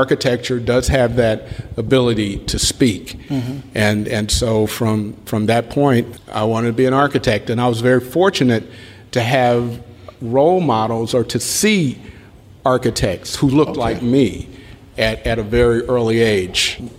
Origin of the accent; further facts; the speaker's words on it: Indianapolis, Indiana, United States; Oh, man, I'm going there tomorrow. Indianapolis, Indiana.